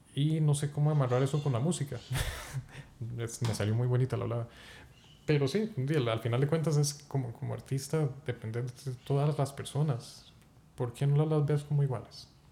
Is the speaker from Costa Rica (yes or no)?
yes; Zarcero, Alajuela, Costa Rica; also born or lived in Palmares; venir de zarcero, y pues el entorno musical allá es un huevito, y porque se encuentra a 40 kilómetros de San José